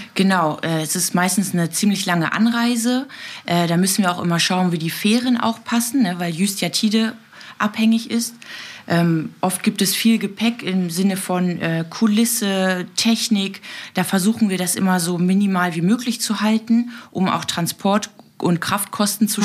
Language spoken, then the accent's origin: German; Berlin, Germany; now in Juist, Germany; ich komme aus Berlin-Neukölln